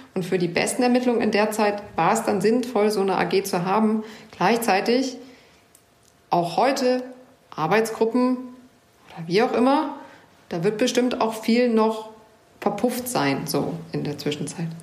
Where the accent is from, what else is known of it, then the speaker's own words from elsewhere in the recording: Hanover, Lower Saxony, Germany; Aber ich bin auch in Hannover geboren